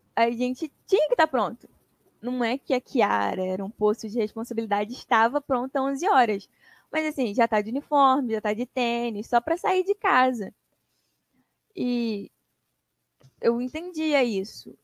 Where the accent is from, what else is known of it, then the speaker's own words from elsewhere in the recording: Governador Valadares, Minas Gerais, Brazil; moved away as an adult; now in Rio de Janeiro, Brazil; Eu sou de Minas. Eu moro no Rio há quase 12 anos, mas eu nasci em Minas, eu sou valadarense.